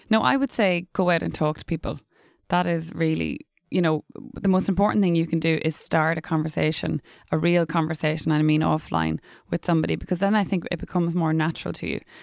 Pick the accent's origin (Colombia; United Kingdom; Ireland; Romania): Ireland; Dundalk, Leinster; first language English; I was brought up in English in Dundalk in County Louth